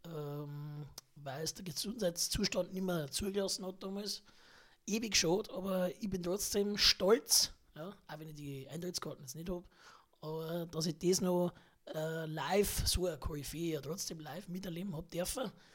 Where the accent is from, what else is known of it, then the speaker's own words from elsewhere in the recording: Hagelstadt, Bavaria, Germany; ich stamme aus Hagelstadt